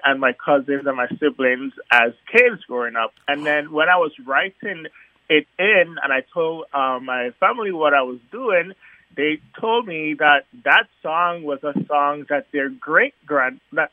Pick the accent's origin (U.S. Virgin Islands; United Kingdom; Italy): U.S. Virgin Islands; growing up in the Virgin Islands